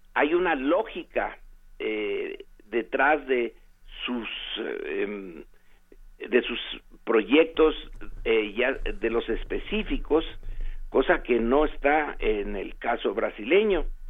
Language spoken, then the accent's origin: Spanish; Mexico; nosotros en México